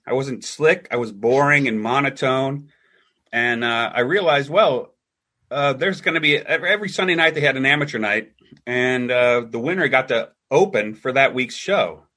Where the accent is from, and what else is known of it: Cincinnati, Ohio, United States